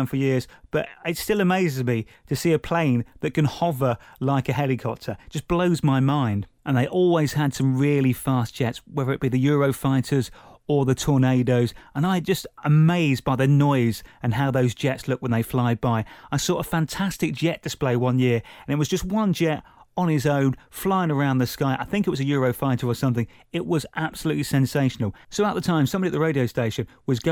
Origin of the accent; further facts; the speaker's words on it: Buckinghamshire, South East England, United Kingdom; growing up in Buckinghamshire near RAF Halton that used to have an annual air show